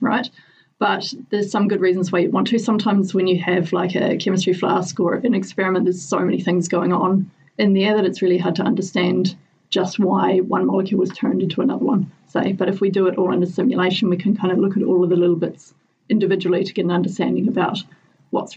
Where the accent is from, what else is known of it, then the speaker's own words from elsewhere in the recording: Southland, New Zealand; moved away as an adult; now in Dunedin, New Zealand; I grew up in Southland